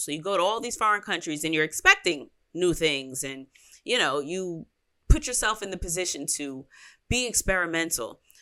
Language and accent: English; United States; I'm American